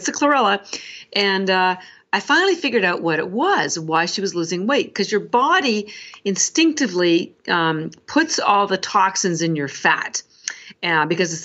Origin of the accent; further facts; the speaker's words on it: Canada; because I'm Canadian